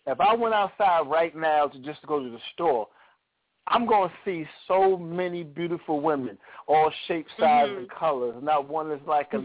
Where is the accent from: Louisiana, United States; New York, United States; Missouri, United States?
New York, United States; New York City; I'm actually back at my home where I was born and raised in Brooklyn